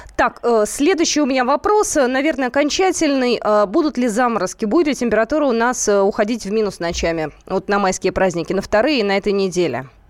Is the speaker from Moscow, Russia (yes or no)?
yes; Moscow, Russia; мы, москвичи